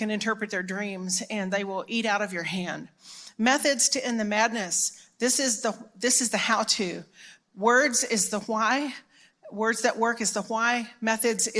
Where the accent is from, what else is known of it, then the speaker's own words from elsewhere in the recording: Dallas, Texas, United States; I'm from Dallas originally, born here